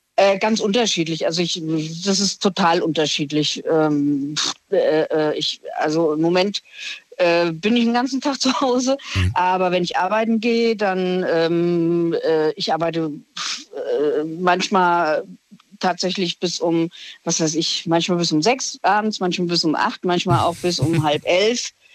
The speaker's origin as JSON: {"language": "German", "region": "Hesse", "country": "Germany", "said": "ich aus Hessen komme"}